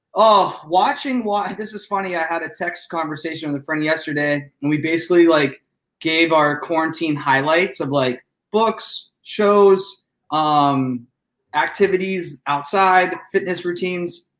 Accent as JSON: {"language": "English", "town": "Youngstown", "region": "Ohio", "country": "United States", "said": "I'm from Youngstown."}